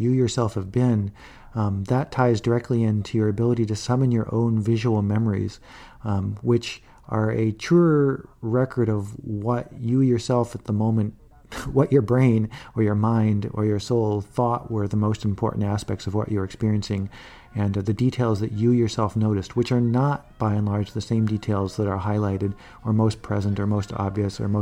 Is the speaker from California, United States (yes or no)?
no; Chicago, Illinois, United States; now in San Francisco, United States; I was born in Chicago, but I currently live in San Francisco